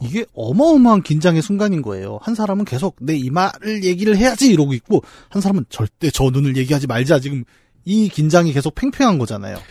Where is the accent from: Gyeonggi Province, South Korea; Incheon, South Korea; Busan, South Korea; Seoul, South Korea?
Gyeonggi Province, South Korea; Bucheon; 부천 사람으로서